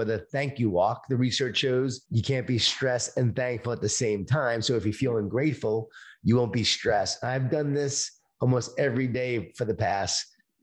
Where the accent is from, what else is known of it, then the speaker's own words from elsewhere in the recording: Long Island, New York, United States; I grew up in Long Island, New York, in a Jewish Italian family